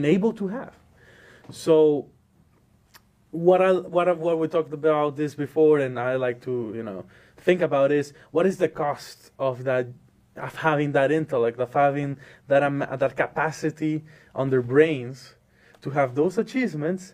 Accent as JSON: {"language": "English", "town": "Maracaibo", "region": "Zulia", "country": "Venezuela", "tie": "born or raised there", "moved": "as an adult", "lives_now": "Illinois, United States", "said": "I'm from the country of Venezuela, the city of Maracaibo. I was born and raised there until 18 years old."}